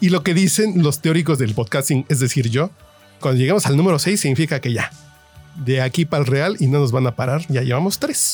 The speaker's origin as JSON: {"language": "Spanish", "area": "Tacubaya", "region": "Mexico City", "country": "Mexico", "tie": "born or raised there", "said": "nací en Tacubaya"}